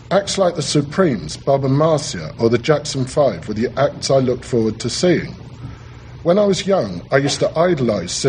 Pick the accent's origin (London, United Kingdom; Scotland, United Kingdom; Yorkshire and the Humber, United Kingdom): London, United Kingdom; We were just reflecting what was going on around us as kids growing up in London.